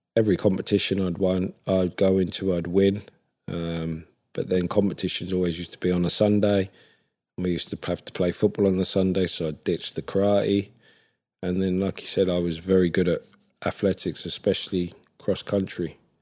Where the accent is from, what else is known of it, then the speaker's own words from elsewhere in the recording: Ipswich, East of England, United Kingdom; I was born and raised in Ipswich